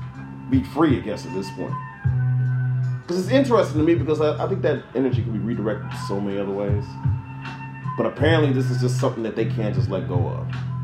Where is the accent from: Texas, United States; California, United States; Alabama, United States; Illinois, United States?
Illinois, United States; Chicago; we're from Chicago